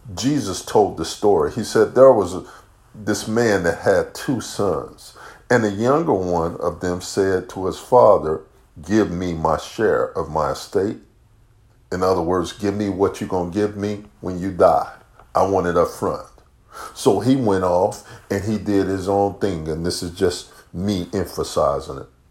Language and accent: English; Chicago, Illinois, United States; moved away; also born or lived in the North / the South / the Midwest; I grew up in Chicago